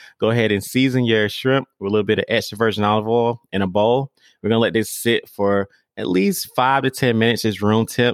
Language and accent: English; the South, United States; I'm from the South